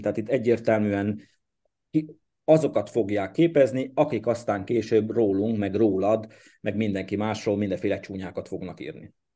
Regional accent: Székely Land, Romania; now in Hungary; én Székelyföldről születtem

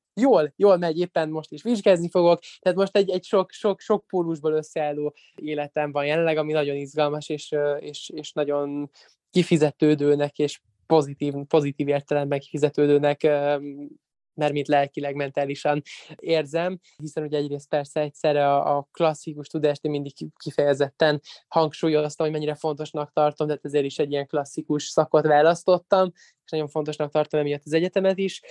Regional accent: Budapest, Hungary; egy csodálatos német tanárom volt különben még alsóban itthon Magyarországon, a Fillér utcai általános iskolában.

